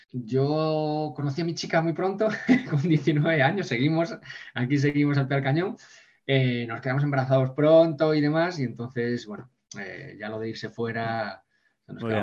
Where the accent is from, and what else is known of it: Ponferrada, Castile and León, Spain